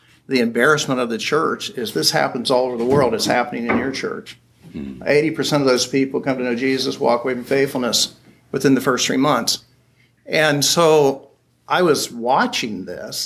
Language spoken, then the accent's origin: English; Springfield, Ohio, United States; I was in Daytona Beach, Florida, and I was from Springfield, Ohio.